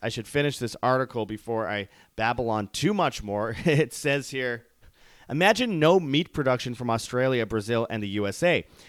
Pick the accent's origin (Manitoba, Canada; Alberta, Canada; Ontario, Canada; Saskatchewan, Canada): Manitoba, Canada; Winnipeg; Winnipeg, Canada, my hometown